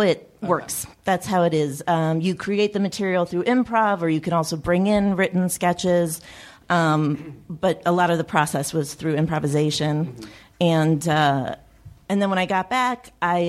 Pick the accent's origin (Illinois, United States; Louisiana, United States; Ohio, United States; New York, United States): Illinois, United States; Chicago; I grew up in Chicago